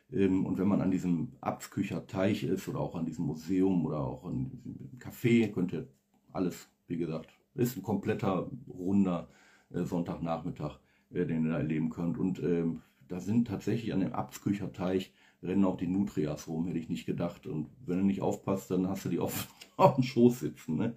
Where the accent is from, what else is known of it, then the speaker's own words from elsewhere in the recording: Oberhausen, North Rhine-Westphalia, Germany; born there; now in Essen, Germany; Das Ruhrgebiet, wie gesagt, Gasometer, Oberhausen, das Wahrzeichen ähm, meiner Geburtsstadt. Ja, ich bin dort geboren worden und ähm, komme immer wieder gerne da zurück.